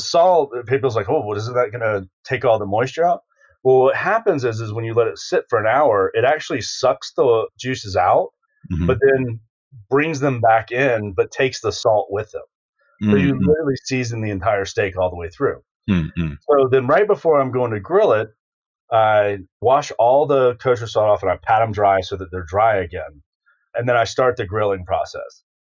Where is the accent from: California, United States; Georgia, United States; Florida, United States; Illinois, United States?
Florida, United States; Jacksonville; moved away; I came from Jacksonville, Florida